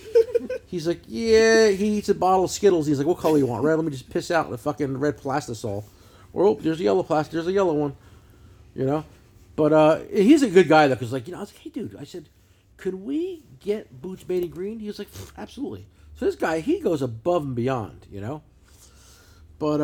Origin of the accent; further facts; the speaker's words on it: New Jersey, United States; I'm a douchebag from New Jersey